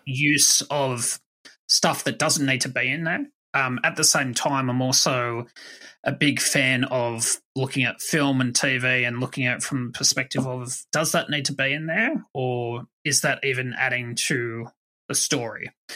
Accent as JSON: {"language": "English", "country": "Australia", "said": "I'm Australian"}